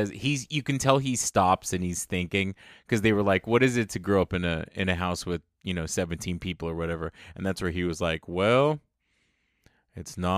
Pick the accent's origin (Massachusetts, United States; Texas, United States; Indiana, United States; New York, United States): Texas, United States; San Antonio; So it was funny growing up in San Antonio. If you don't know, San Antonio really is an amalgamation of like Mexican culture and US culture.